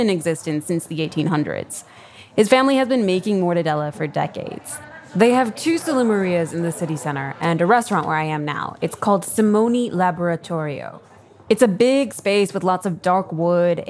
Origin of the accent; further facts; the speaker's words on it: Chicago, Illinois, United States; I'm from the Midwest.